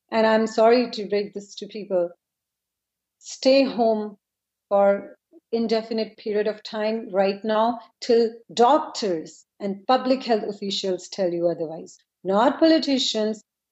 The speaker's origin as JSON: {"language": "English", "country": "India", "moved": "yes", "lives_now": "United States", "said": "I'm from India"}